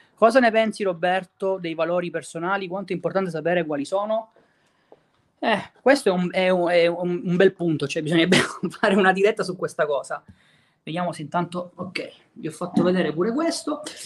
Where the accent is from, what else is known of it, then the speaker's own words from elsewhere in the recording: Messina, Sicily, Italy; anche io sono di Messina